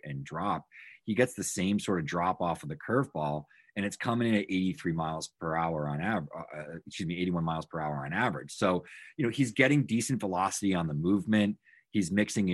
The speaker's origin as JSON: {"language": "English", "region": "Massachusetts", "country": "United States", "tie": "born or raised there", "said": "I'm from Massachusetts, grew up here, still live here"}